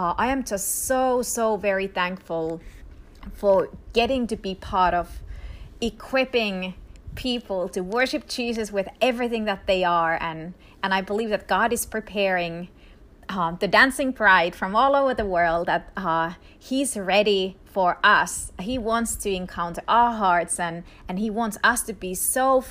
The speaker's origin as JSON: {"language": "English", "country": "Finland", "tie": "born or raised there", "also_born_or_lived": "Israel", "first_language": "Finnish", "second_language": "English", "moved": "as an adult", "said": "I grew up in Finland, quite literally at the Arctic Circle. And so my mother language is Finnish."}